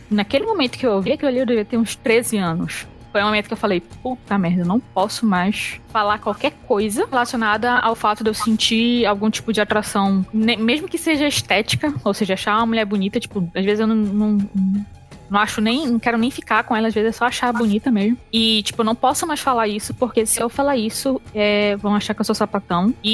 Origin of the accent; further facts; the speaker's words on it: Manaus, Amazonas, Brazil; moved away; also born or lived in Brasília; eu mudei de Manaus para Brasília. E em Brasília, eu cheguei a sofrer um, umas microagressões xenofóbicas, sabe?